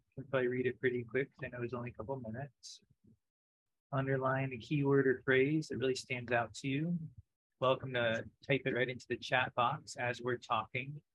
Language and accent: English; the South, United States; growing up in the South, when I would go to church